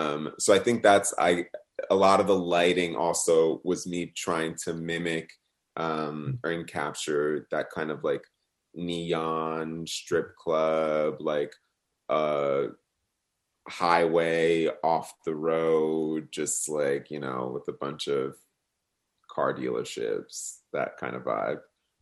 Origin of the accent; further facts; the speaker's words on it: New Jersey, United States; And I think it also relates to my feelings of when I grew up in New Jersey, just like being really close to New York City, but like also like a bridge and tunnel away from New York City.